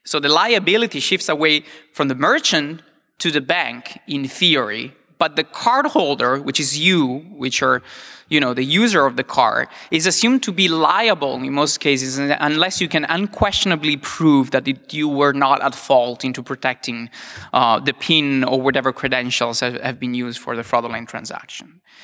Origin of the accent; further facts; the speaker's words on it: Italy; I'm from Italy